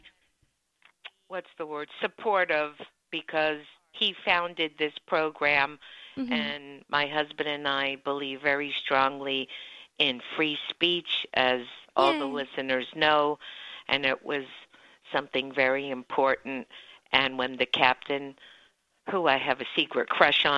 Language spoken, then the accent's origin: English; Miami, Florida, United States; also born or lived in California; now in Charleston, United States; I was raised in Miami